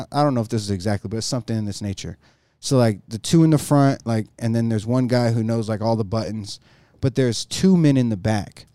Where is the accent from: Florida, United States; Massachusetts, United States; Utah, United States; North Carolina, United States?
North Carolina, United States; Jacksonville; moved away as an adult; also born or lived in Greenville, North Carolina; now in Colorado, United States; that's where I was raised, Jacksonville